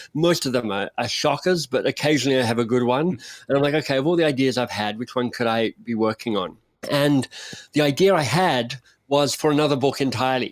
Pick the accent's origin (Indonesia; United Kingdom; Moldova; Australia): Australia